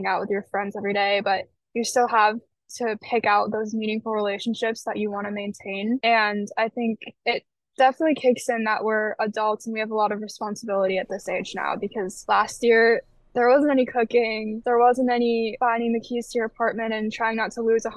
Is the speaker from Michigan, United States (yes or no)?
yes; Michigan, United States; I'm from Michigan. Mm-hmm. But originally, I did want to go out of state. Like, I wanted to challenge myself and break out of that kind of barrier that I've always been in Michigan my whole life